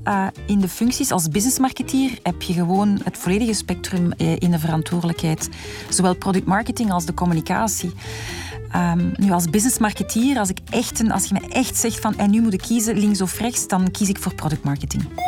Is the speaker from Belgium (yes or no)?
yes; Belgium; als Belg mijn hart klopt in België